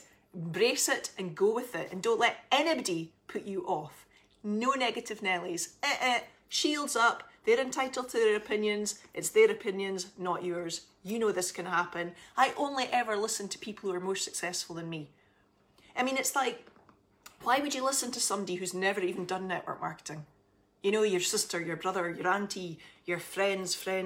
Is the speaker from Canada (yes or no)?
no; Aberdeen, Scotland, United Kingdom; I am from Scotland, in case you didn't gather, and right up north in Aberdeen.